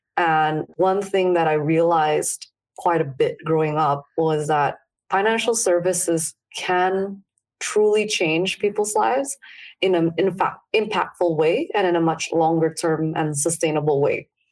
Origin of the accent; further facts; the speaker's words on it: Jakarta, Indonesia; I grew up in Indonesia. I grew up in Jakarta, actually.